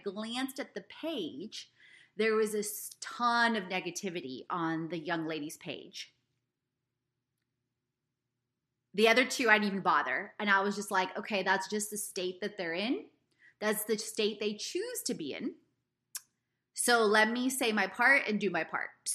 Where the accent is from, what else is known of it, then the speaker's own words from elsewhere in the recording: Houston, Texas, United States; I grew up in Ailey, for those of you that didn't know, in Houston, Texas